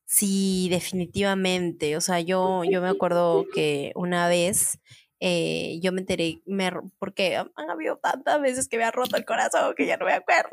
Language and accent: Spanish; San Martín de Porres, Lima, Peru; also born or lived in San Juan de Miraflores, Lima; yo he vivido toda mi infancia en San Martín de Porres, a San Juan de Miraflores